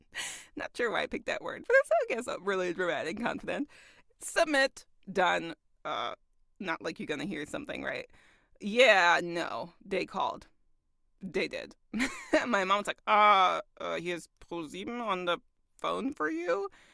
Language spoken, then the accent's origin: English; Augsburg, Bavaria, Germany; moved away as an adult; also born or lived in Kaiserslautern / United States; I lived somewhere like mid-Germany in, uh, in Kaiserslautern. But I'm from Augsburg.